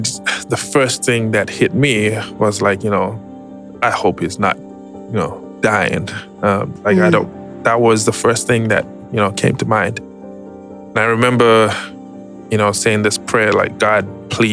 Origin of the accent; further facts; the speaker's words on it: Zimbabwe; moved away as an adult; now in United States; I was born and raised in Zimbabwe, migrated to the U.S. in 2010